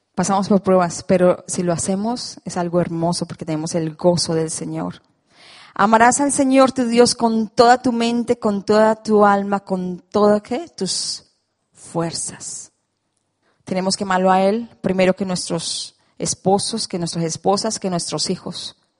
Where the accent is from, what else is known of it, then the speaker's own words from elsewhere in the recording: Colombia; moved away; esa soy yo, colombiana